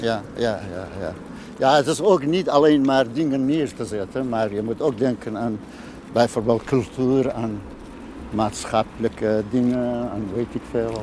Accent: Iranian Kurdistan, Iran; Dutch is a second language; moved away as an adult; now in Almere, Netherlands; Ik kom uit Iran

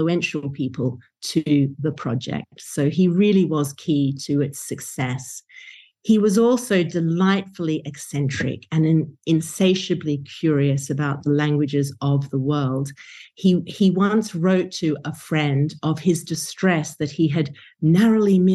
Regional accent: Brisbane, Queensland, Australia; my hometown of Brisbane, Australia

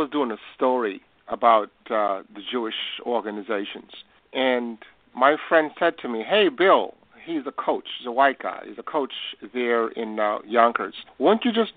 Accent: Bethel Town, Westmoreland, Jamaica; moved away; I was born in Bethel Town, Westmoreland, in the hills

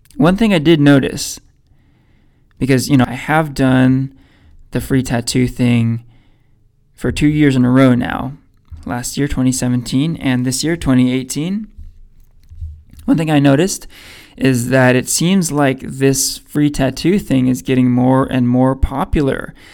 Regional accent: Danville, California, United States; I grew up in Danville

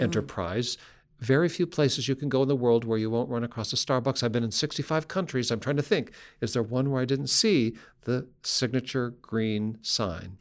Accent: Seattle, Washington, United States; we grew up in Seattle

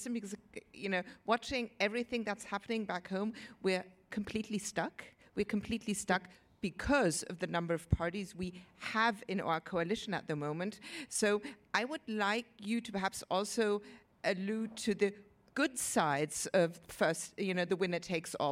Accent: Berlin, Germany; moved away; I'm from one of the systems you have been referring to. I'm from Berlin.

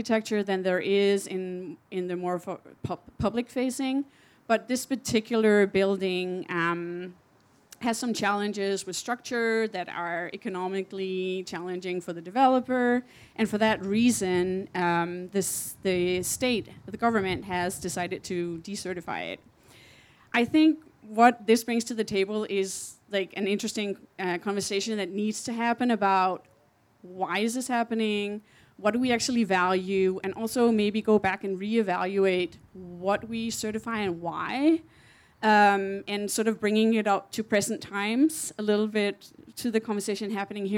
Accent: Copenhagen, Capital Region of Denmark, Denmark; now in San Francisco, United States; I work with Anna in our San Francisco office, but I'm actually from Copenhagen, Denmark.

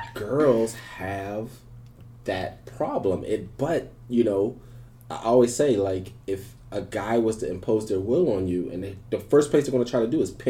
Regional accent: Philadelphia, Pennsylvania, United States; I'm from Philly.

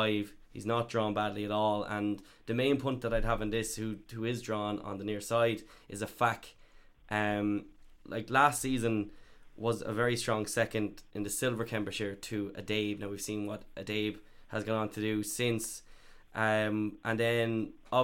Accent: Ireland; I go to Carstavine and Ross Bay because I'm from Carstavine

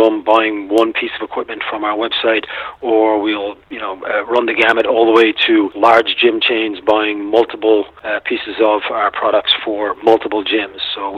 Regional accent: Austin, Texas, United States; So, and we're both from Austin.

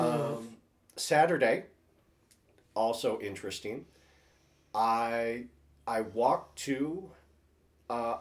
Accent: Lansing, Michigan, United States; I'm from Lansing

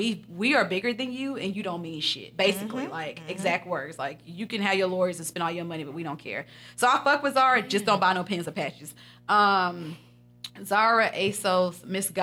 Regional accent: Huntsville, Alabama, United States; I'm from Huntsville

